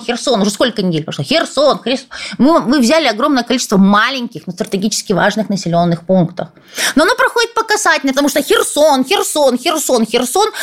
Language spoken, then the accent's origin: Russian; Odesa, Odesa Oblast, Ukraine; moved away as an adult; я тоже родилась в Одессе